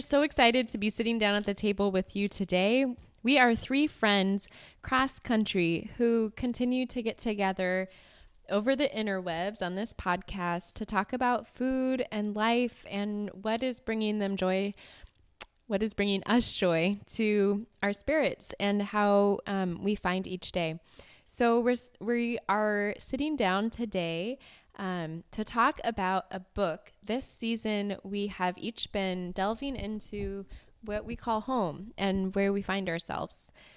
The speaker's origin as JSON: {"language": "English", "region": "West Coast", "country": "United States", "tie": "born or raised there", "said": "growing up on the West Coast"}